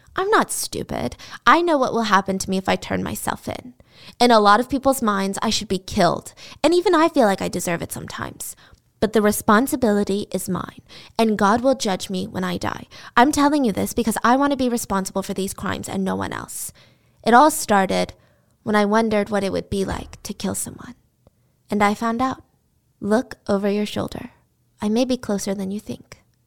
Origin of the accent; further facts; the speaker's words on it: the South, United States; I grew up in the South